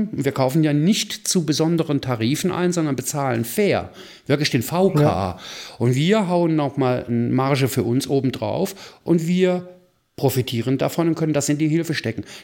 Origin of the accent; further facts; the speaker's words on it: Rhineland, Germany; Und genialerweise nicht nur von mir als Rheinländer ja gewohnt